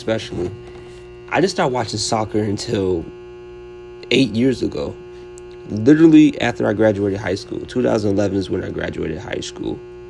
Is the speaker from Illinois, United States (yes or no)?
yes; Naperville, Illinois, United States; moved away; also born or lived in Chicago, Illinois / Peachtree City, Georgia; Born in Chicago, Illinois, raised in Naperville, Illinois